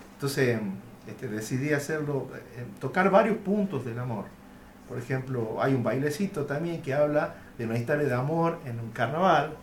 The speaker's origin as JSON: {"language": "Spanish", "town": "Concepción", "region": "Tucumán", "country": "Argentina", "said": "cómo uno habla como tucumano"}